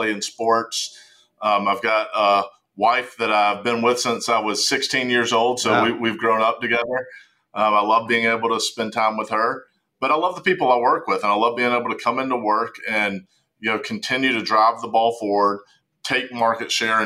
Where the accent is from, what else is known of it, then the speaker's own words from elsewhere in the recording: Charlotte, North Carolina, United States; accent: Southern (North Carolina); If my accent doesn't give it away, we're in Charlotte, North Carolina